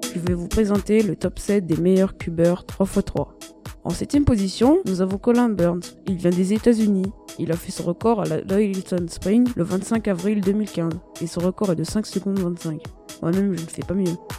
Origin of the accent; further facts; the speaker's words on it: Réunion; je viens de La Réunion